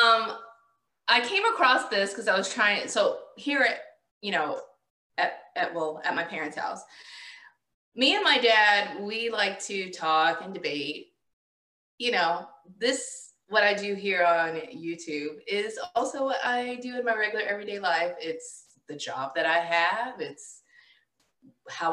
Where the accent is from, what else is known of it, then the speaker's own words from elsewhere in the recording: the South, United States; I'm a Southerner, and that's how we talk here in the South